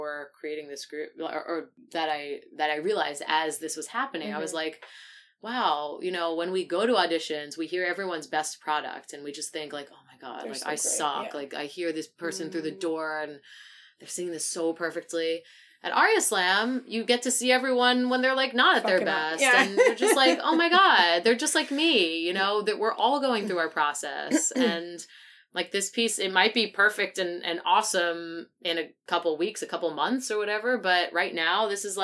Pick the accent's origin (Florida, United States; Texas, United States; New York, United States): New York, United States; Great Neck; I'm from Great Neck